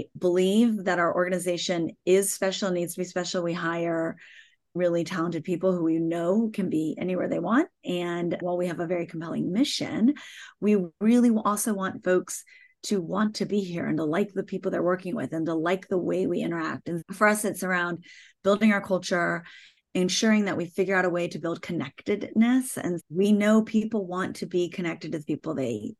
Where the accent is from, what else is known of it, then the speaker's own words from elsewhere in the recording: United States; also born or lived in Toronto; now in Hawaii, United States; I am an American